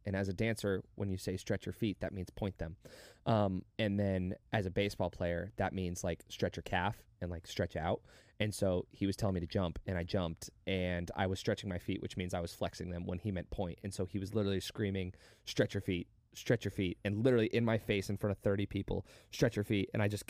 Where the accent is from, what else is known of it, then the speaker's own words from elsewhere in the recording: Las Vegas, Nevada, United States; I want to say Vegas, but it wasn't Vegas, and that was my hometown where I had all my friends.